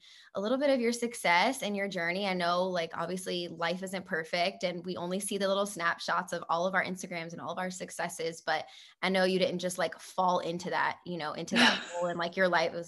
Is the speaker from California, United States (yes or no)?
no; New Orleans, Louisiana, United States; moved away as an adult; now in Atlanta, United States; I'm from New Orleans